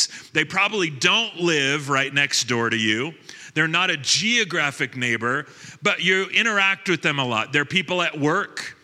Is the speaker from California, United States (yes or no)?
yes; Long Beach, California, United States; also born or lived in Lake Arrowhead, California; When I was 15, we moved from Long Beach, California to Lake Arrowhead, California